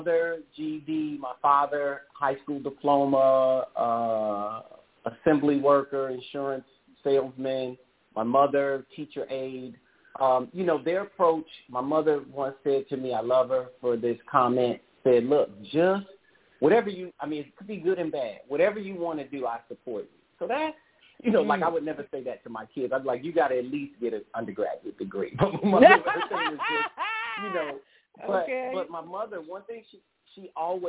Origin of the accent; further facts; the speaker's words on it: St. Louis, Missouri, United States; I grew up in St. Louis, where all of the museums are free